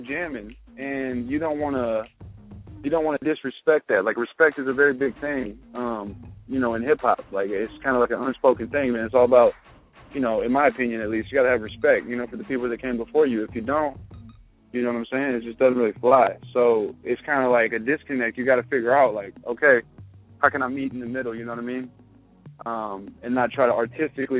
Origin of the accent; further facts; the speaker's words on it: Houston, Texas, United States; I'm from Houston, Texas, born and raised